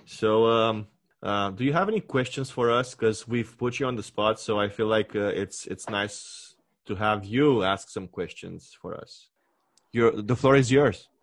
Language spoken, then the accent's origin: English; Romania; English is a second language; moved away as an adult; now in Canada; my home country, like what it used to be my universe before